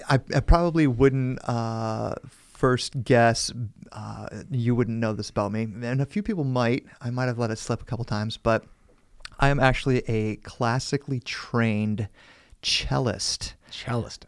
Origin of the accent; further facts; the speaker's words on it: Sandusky, Ohio, United States; I grew up in Sandusky, Ohio. Okay. Lived in Ohio my whole life